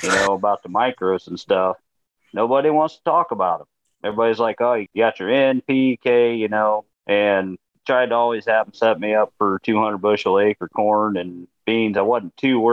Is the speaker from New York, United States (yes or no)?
no; Albion, Indiana, United States; I'm from Northeast Indiana, as you said, around Albion